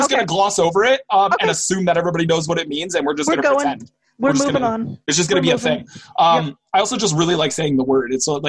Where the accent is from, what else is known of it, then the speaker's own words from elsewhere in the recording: United States; I'm an American